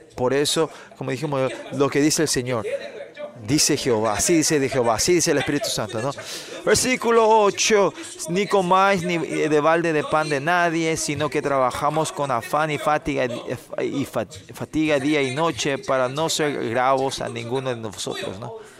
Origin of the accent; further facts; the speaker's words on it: South Korea; porque somos coreanos